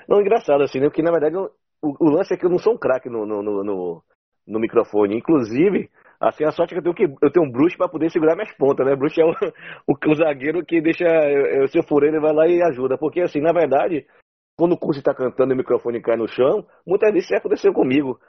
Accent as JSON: {"language": "Portuguese", "country": "Brazil", "said": "nós somos brasileiros"}